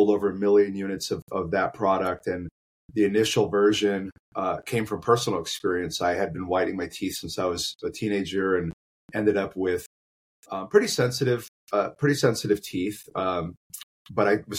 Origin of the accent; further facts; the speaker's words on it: Phoenix, Arizona, United States; Yes, born and raised